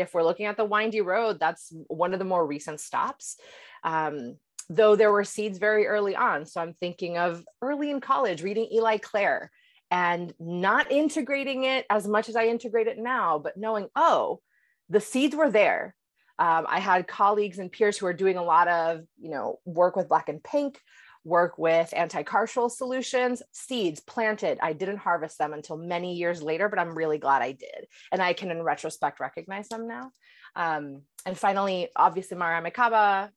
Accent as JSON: {"language": "English", "country": "Puerto Rico", "tie": "born or raised there", "also_born_or_lived": "upstate New York", "moved": "yes", "lives_now": "Boston, United States", "said": "I was raised in Puerto Rico"}